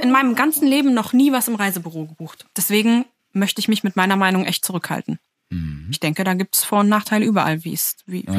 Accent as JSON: {"language": "German", "region": "Lower Saxony", "country": "Germany", "moved": "yes", "lives_now": "Berlin, Germany", "said": "Ich bin aus Niedersachsen"}